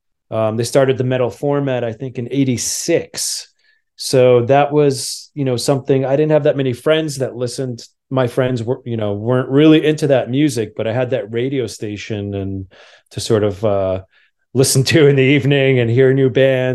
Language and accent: English; New Jersey, United States; And where I grew up in New Jersey, right outside New York City